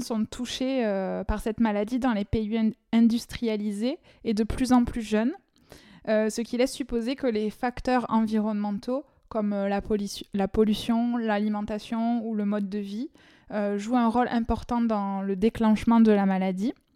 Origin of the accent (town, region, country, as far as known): France; accent: chantant